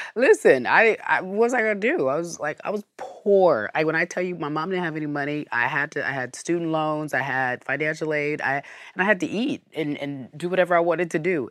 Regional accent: Pasadena, California, United States; So, we moved to Pasadena after, you know, a little bit of rigmarole, and then I grew up in Pasadena

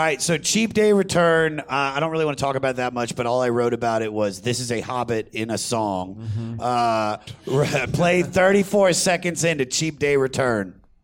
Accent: Baltimore, Maryland, United States; I'm from Baltimore, D.C. area

